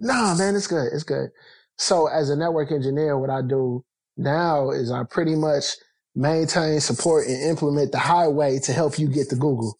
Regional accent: Canton, Ohio, United States; I grew up in the Midwest. I'm from Canton, Ohio

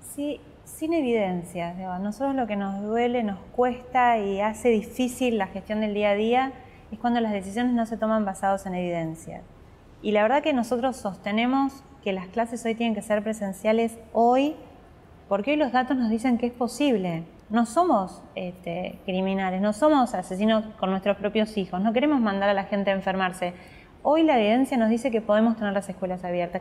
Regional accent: San Carlos de Bariloche, Río Negro, Argentina; moved away as an adult; also born or lived in Río Colorado, Río Negro, Argentina; now in Buenos Aires, Argentina; nací y después nos fuimos a Bariloche que estaba mi papá y mi hasta otra hermana. En Bariloche? Hasta los 18 que me vine a estudiar a Buenos Aires.

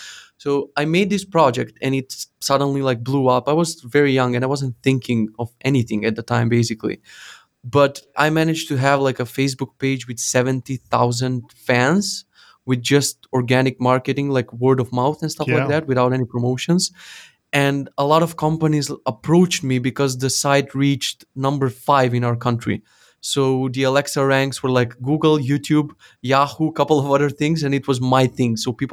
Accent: North Macedonia; So I made this like a news portal for our country. I'm from Macedonia.

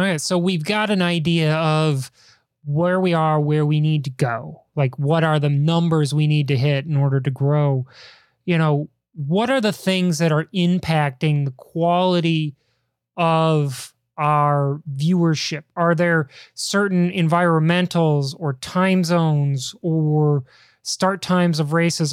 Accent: Chicago, Illinois, United States; growing up in Chicago, huge Cubs fan

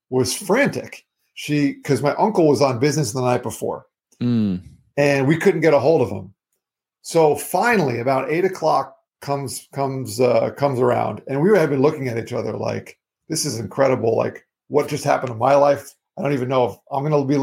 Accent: Florida, United States; I'm from Florida. I live in Florida.

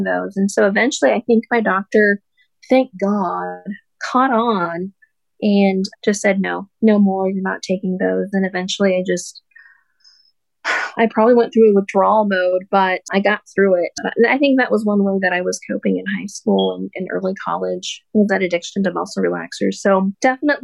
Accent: Sterling, Colorado, United States; So I'm a Colorado native. I'm from Sterling, Colorado. I was born and raised there

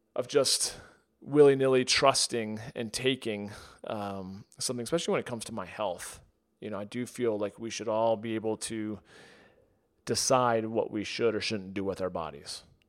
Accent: United States; growing up in the United States

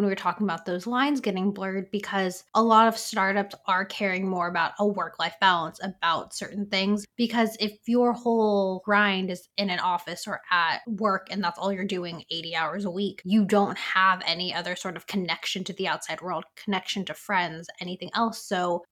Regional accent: San Francisco, California, United States; growing up in the Bay Area. And then a lot of these buildings and startups and tech companies came to the city when I was away at college. So coming back, San Francisco is no longer the San Francisco that I knew as a child.

